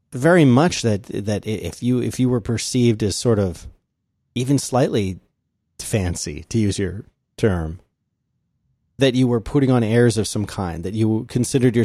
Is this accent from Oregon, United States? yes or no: no; Philadelphia, Pennsylvania, United States; Where I grew up in Philadelphia